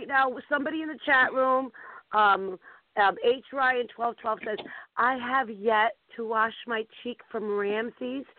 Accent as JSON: {"language": "English", "town": "Boston", "region": "Massachusetts", "country": "United States", "said": "I'm from the Boston area"}